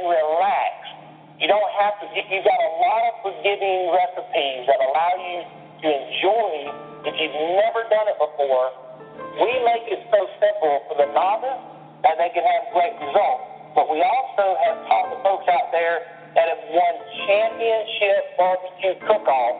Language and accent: English; the South, United States; I'm from the South.